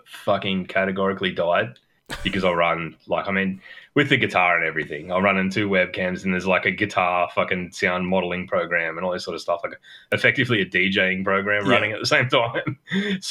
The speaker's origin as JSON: {"language": "English", "country": "Australia", "said": "we're both Australian"}